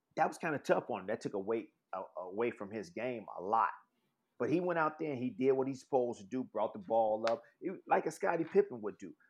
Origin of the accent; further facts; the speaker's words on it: Chicago, Illinois, United States; I'm from Chicago